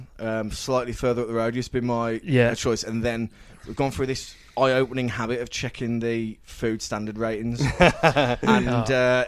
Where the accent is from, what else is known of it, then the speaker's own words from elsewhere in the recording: England, United Kingdom; we're quite liberal with our swearing, aren't we, as English and British.